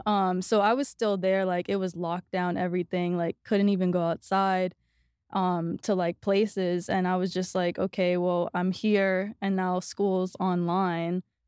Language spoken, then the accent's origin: English; New York City, New York, United States; moved away as an adult; also born or lived in Los Angeles, United States; now in Austin, United States; I grew up in New York, but I was actually living in L A before I came here